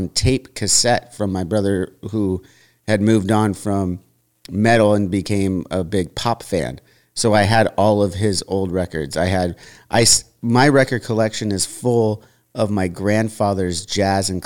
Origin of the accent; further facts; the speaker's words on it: United States; as an American